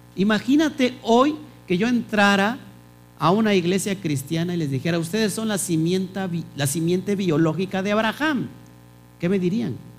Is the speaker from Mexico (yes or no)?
yes; Mexico; como mexicanos